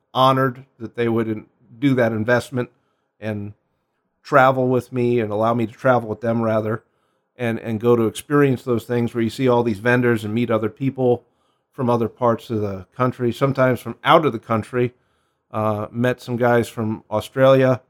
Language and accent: English; New York City, New York, United States; moved away as an adult; now in Phoenix, United States; I'm originally from Queens, New York